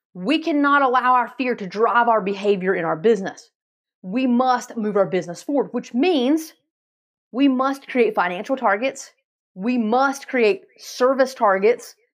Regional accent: Asheville, North Carolina, United States; I'm from Asheville, North Carolina

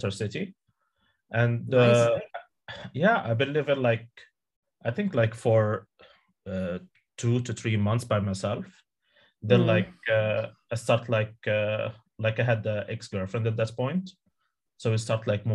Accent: Morocco; moved away as an adult; now in Sweden; my home country, which is Morocco

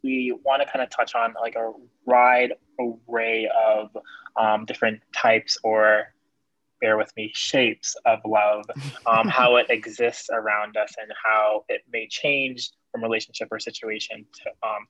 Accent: Jamaica; I'm a Black Jamaican man.

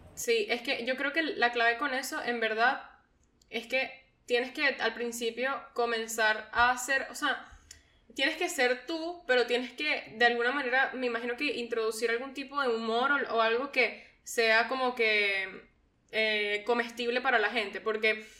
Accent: Venezuela; yo soy venezolano

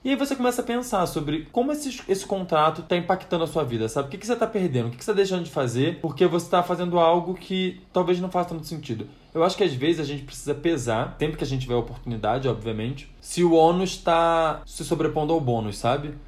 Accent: Rio de Janeiro, Brazil; now in São Paulo, Brazil; a gente é do Rio de Janeiro, a gente vem morar aqui em São Paulo

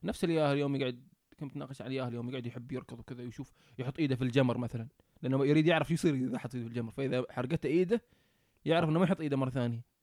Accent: Oman; moved away as an adult; now in New Zealand; إحنا من عمان

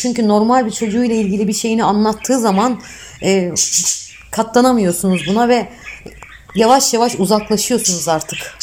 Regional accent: Bilecik Province, Turkey; ben 1976 Bilecik doğumluyum

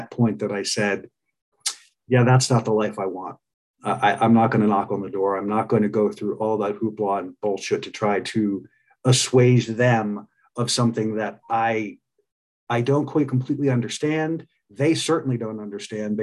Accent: Pennsylvania, United States; I grew up in Pennsylvania

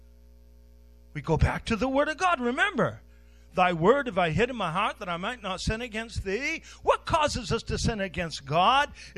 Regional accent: Westbrook, United States; I was born on Main Street in Westbrook

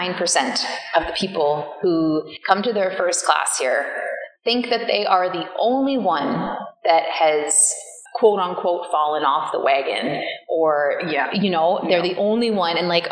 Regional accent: Ireland; I'm Irish. Killarney is Irish.

